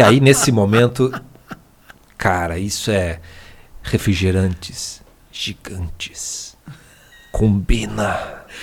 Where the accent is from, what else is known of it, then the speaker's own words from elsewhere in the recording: Paraná, Brazil; a gente é paranaense